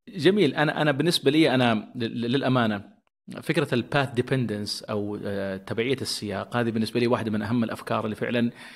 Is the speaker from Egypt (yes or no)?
no; Saudi Arabia; عندنا في السعودية